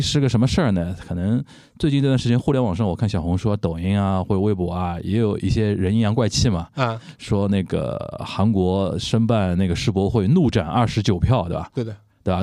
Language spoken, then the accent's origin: Chinese; Shanghai, China; 我们中国人啊，尤其我们上海人啊，经历过